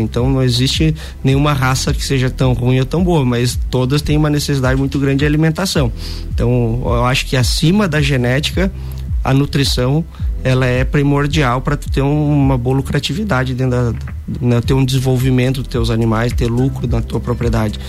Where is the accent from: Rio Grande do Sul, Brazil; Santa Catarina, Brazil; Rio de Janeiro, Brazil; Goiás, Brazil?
Santa Catarina, Brazil; Lages; eu sou natural de Lages